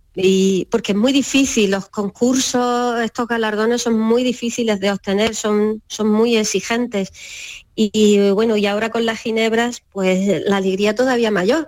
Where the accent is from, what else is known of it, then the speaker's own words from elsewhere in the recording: Almería, Andalusia, Spain; moved away as an adult; also born or lived in Madrid; now in Fondón, Spain; los dos somos de Almería